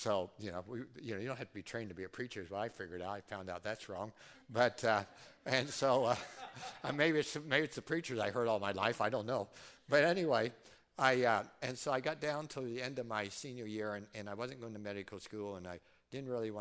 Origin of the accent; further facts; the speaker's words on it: Fort Recovery, Ohio, United States; I grew up in Fort Recovery, and, you know, there's a fort there, and there's a monument, and right there in that circle is the house I grew up until seventh grade